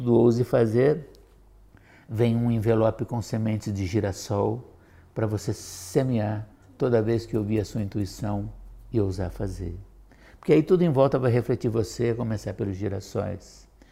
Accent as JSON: {"language": "Portuguese", "town": "Curitiba", "region": "Paraná", "country": "Brazil", "said": "Eu sou curitibano, embora não nascido. Eu digo que nasci aqui"}